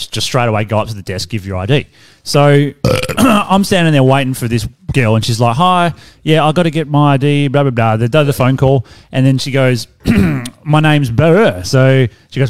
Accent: Australia; as an Australian

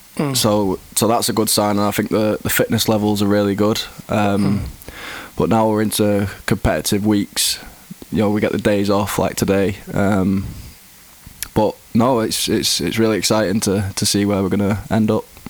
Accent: Greater Manchester, North West England, United Kingdom; I grew up in England. I've always been in England

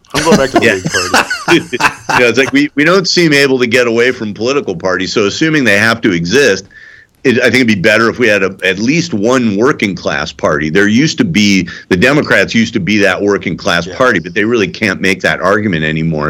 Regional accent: Highland Park, Illinois, United States; moved away; this is my hometown

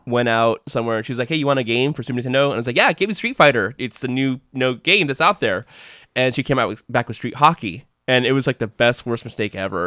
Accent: United States; as an American citizen

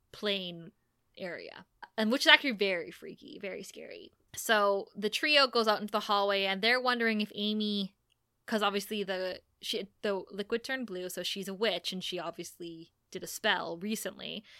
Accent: Thunder Bay, Ontario, Canada; born or raised there

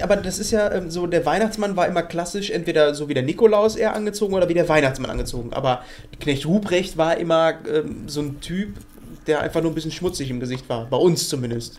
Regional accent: Ruhr area, North Rhine-Westphalia, Germany; bei uns im Ruhrpott

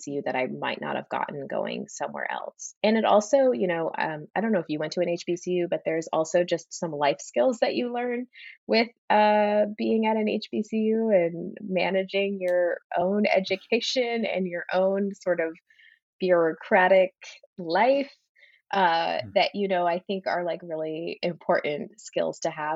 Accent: Plano, Texas, United States; moved away as an adult; also born or lived in Connecticut / New York; now in Boston, United States; I grew up in Plano, which is like middle class city.

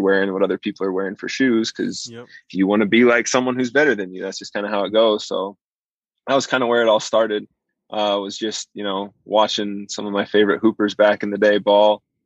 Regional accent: southern Idaho, United States; I grew up in southern Idaho

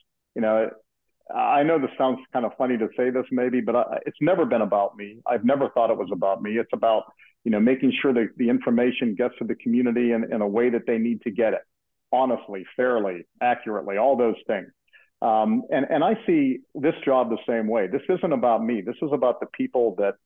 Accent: Pittsburgh, Pennsylvania, United States; moved away as an adult; now in Zionsville, United States; When I went away to college, that was my last time living in Pittsburgh. And I've been here for twice as long as I lived in Pittsburgh growing up

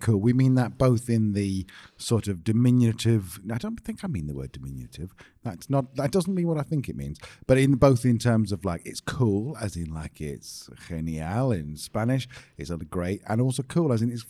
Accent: England, United Kingdom; moved away; we're English. We're British.

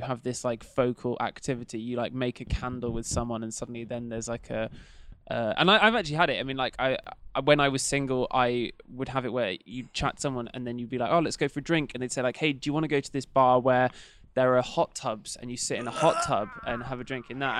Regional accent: Bristol, South West England, United Kingdom; moved away; I'm from Bristol originally

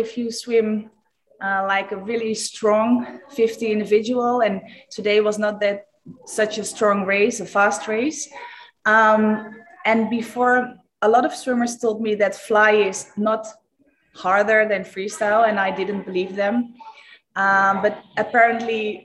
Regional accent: Eindhoven, North Brabant, Netherlands; to Eindhoven, to my hometown

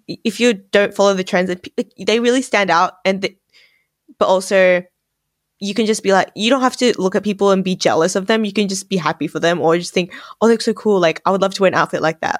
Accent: Australia; my identity as Asian Australian

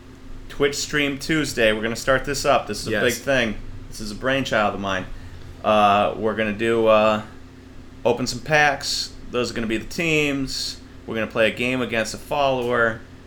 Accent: United States; I'm American. Never been outside of America.

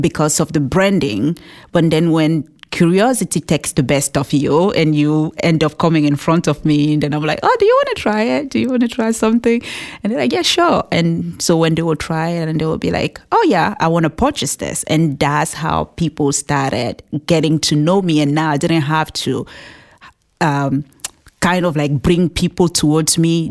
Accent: Cameroon; English is a second language; moved away as an adult; now in New Hampshire, United States; we grew up together in Cameroon.

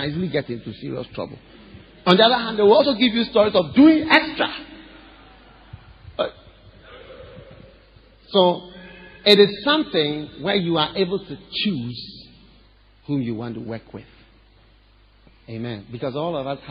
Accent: Ghana; I'm Ghanaian. I'm from Ghana. Even if you think I'm not Ghanaian, I'm Ghanaian. Because this is where I've been all my life

